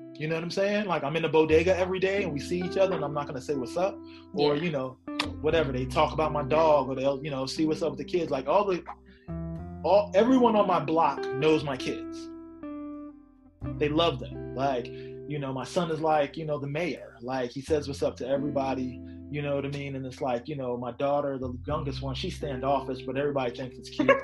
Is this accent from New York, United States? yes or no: yes; New York City, New York, United States; I'm from Queens